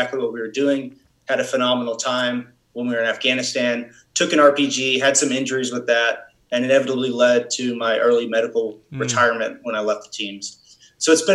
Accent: Dallas-Fort Worth area, Texas, United States; from Texas originally. Grew up in the Dallas-Fort Worth area

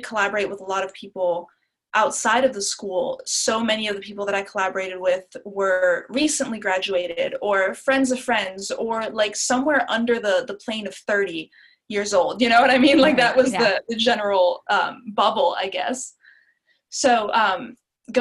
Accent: Alpharetta, Georgia, United States; moved away as an adult; also born or lived in Italy; now in Nashville, United States; I grew up mostly in Alpharetta, Georgia. That's where I went to middle and high school

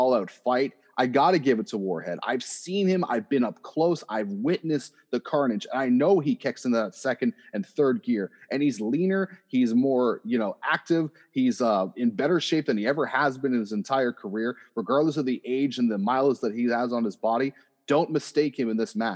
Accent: Oshawa, Ontario, Canada; I am from Oshawa, Ontario

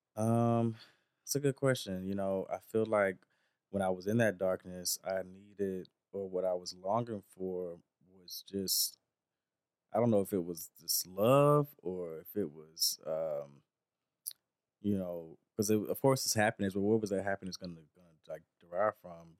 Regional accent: the South, United States; a young black Southern country boy growing up in the South

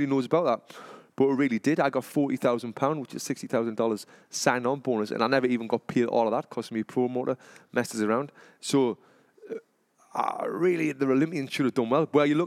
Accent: Sunderland, North East England, United Kingdom; moved away as an adult; I come from Sunderland in England

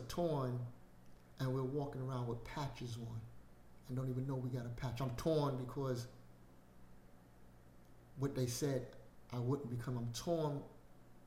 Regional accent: New York City, New York, United States; I grew up in Brooklyn

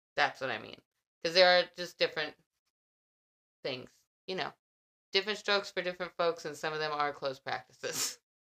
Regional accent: Texas, United States; as a Texan

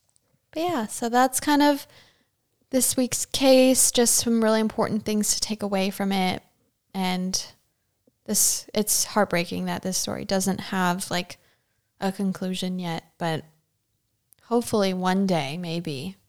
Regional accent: Chesapeake, Virginia, United States; my hometown, which is, I guess I would consider Chesapeake, Virginia to be like a hometown for me because it's one of the longest places I've ever lived as a military brat.

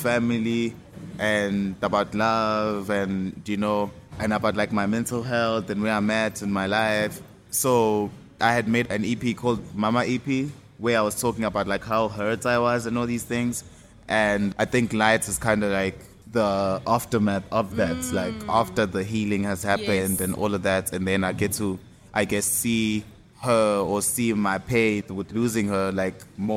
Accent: Empangeni, KwaZulu-Natal, South Africa; It's a coastal town that's close to Empangeni, where I'm from

